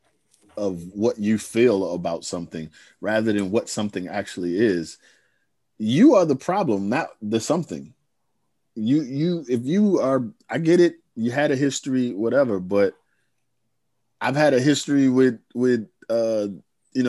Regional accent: United States; I'm the American in this

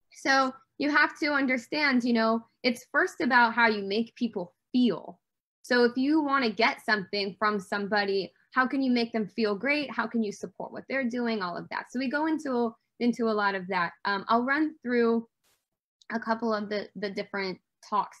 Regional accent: Detroit, Michigan, United States; I grew up in Motown

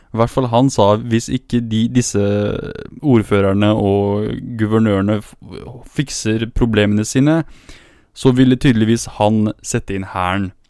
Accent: Middle East, Iraqi Kurdistan, Kurdistan Region, Iraq; now in Norway; Jeg er jo fra Midtøsten

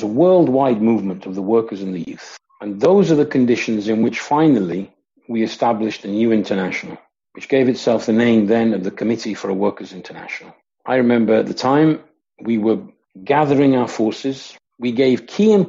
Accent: Coventry, West Midlands, United Kingdom; I grew up in Coventry in the Midlands in England.

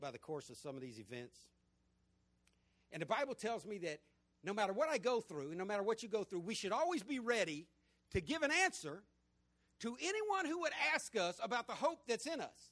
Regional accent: Jacksonville, Florida, United States; also born or lived in England / Virginia; we had a house built in Country Creek, and I grew up in Country Creek right off Normandy Boulevard

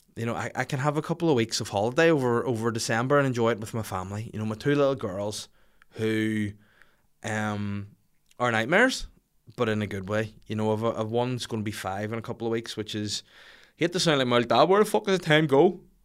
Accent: Bangor, Northern Ireland, United Kingdom; my hometown, sorry, my home city show. um, in Bangor by the sea

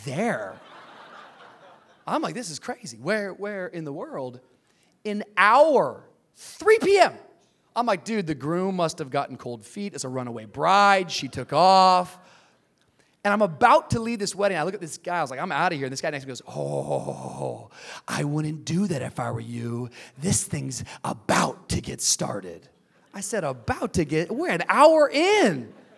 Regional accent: Tacoma, Washington, United States; also born or lived in Miami, Florida; now in Los Angeles, United States; I grew up in the Pacific Northwest, Tacoma, Washington area

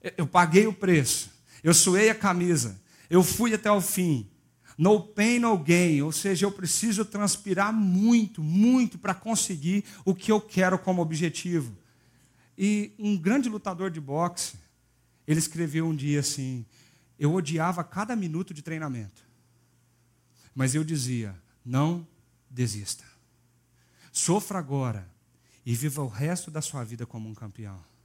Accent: Minas Gerais, Brazil; eu sou mineiro

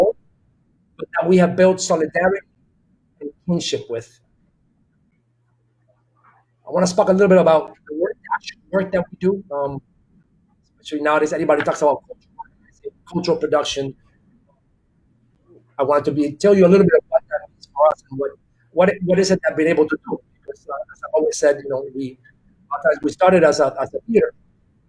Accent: San Juan, Puerto Rico; moved away; also born or lived in Boston, Massachusetts; Barrio Obrero in Santurce, my hometown

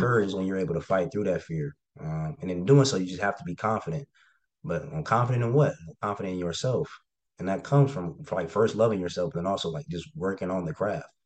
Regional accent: Cincinnati, Ohio, United States; just wanted to get out of Ohio. I'm from Cincinnati

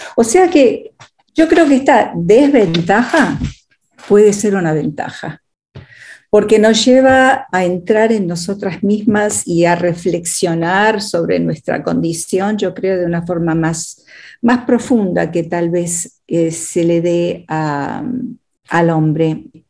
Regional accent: Argentina; moved away as an adult; also born or lived in Texas, United States; now in United States; Habiendo crecido en la Argentina hasta los 19 años

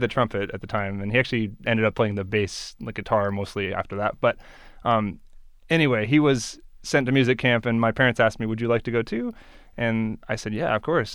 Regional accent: Beaverton, Oregon, United States; also born or lived in Eugene, Oregon; my hometown is Beaverton

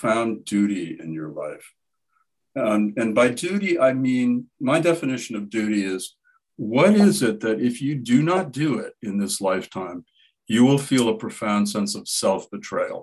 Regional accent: Midwestern Ohio, United States; my growing up in Midwestern Ohio

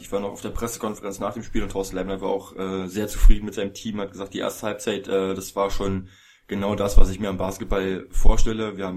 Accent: Berlin, Germany; gerade als Berliner

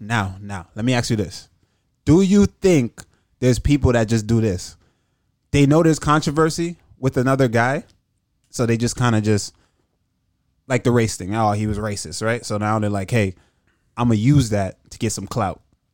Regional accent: Jamaica; I'm black and I'm from Jamaica.

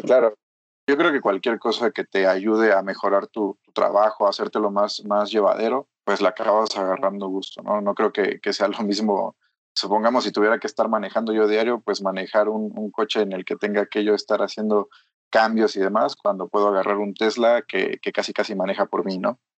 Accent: Mexico; soy mexicano

